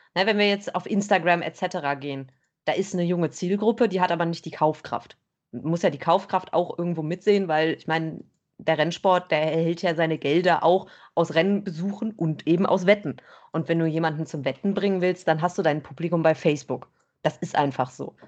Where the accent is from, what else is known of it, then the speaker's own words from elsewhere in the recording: Bergheim, North Rhine-Westphalia, Germany; ich komme aus Bergheim